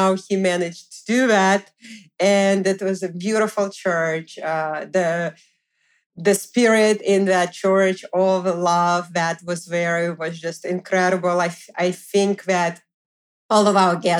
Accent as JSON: {"language": "English", "region": "Moscow", "country": "Russia", "tie": "born or raised there", "moved": "yes", "lives_now": "New York, United States", "said": "we also went to Moscow, Russia, so I went to visit my family and friends"}